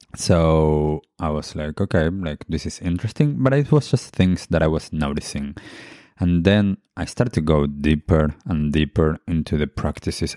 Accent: Argentina; moved away; I grew up in Argentina and my family heritage is Jewish

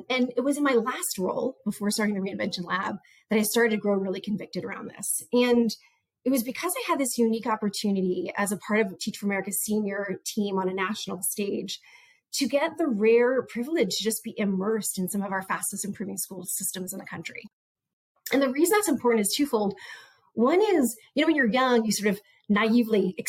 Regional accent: Montgomery, Maryland, United States; moved away as an adult; also born or lived in New Orleans / Compton; my public education that I had received growing up in Montgomery, Maryland

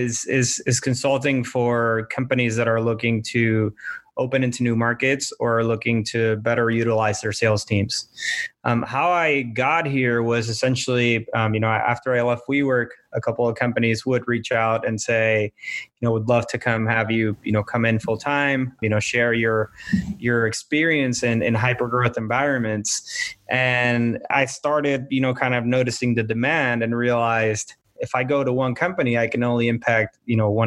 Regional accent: Puerto Rico; now in Miami, United States; I'm from Puerto Rico

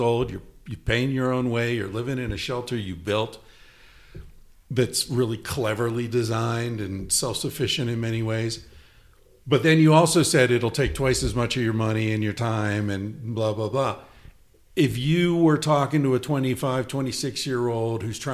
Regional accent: East Coast, United States; moved away; I grew up on the East Coast

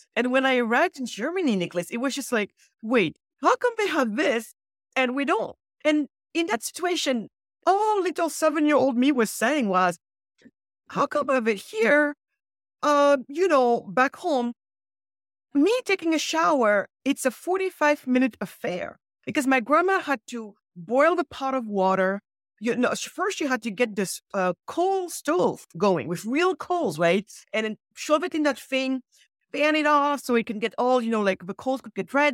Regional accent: Senegal; moved away; I was born in Senegal, so because, West Coast of Africa.

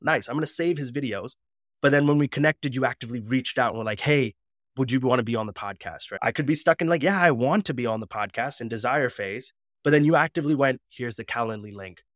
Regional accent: United States; I'm Punjabi, but then as soon as that suit and I step out of that reception, I'm back to being American

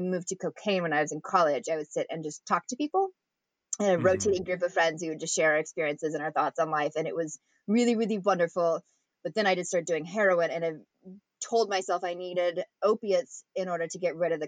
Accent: Redding, California, United States; also born or lived in Long Beach; I grew up in Redding

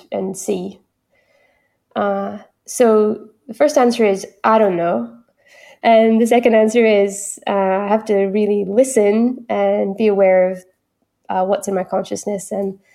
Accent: Northeast Scotland, United Kingdom; accent: Doric; first language English; now in Gold Coast Hinterland, Australia; I'm singing in my local dialect from Northeast Scotland, which is Doric

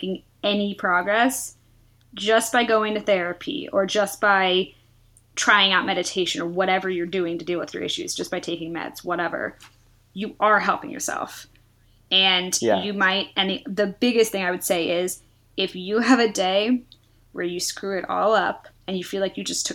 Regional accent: the Bay Area, California, United States; I'm from the Bay Area, very liberal, very open

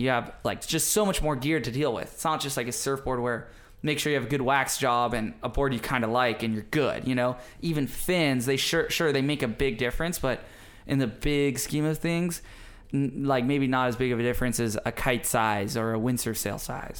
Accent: Maui, Hawaii, United States; my development as a kid growing up on Maui

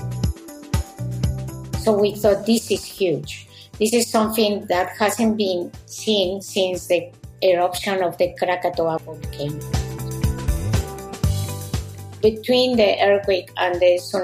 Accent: Mexico City, Mexico; first language Spanish; English is a second language; moved away as an adult; also born or lived in Moscow, Russia; I grew up in Mexico City.

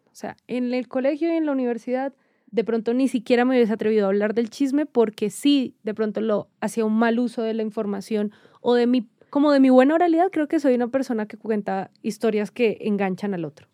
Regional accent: Cali, Valle del Cauca, Colombia; también venimos de Cali, ¿no? Que Cali, pueblo chico, infierno grande

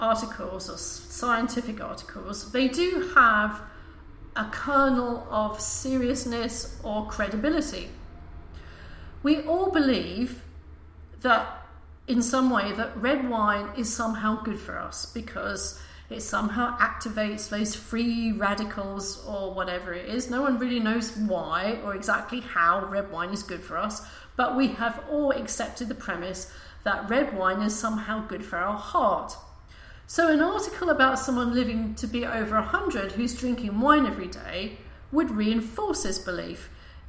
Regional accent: United Kingdom; I'm British

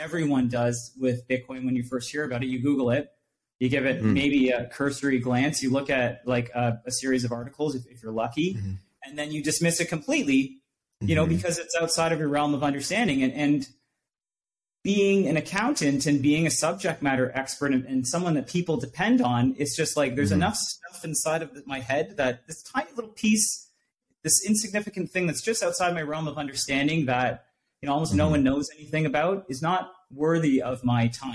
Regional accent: Durham Region, Ontario, Canada; I was born and raised in Durham region

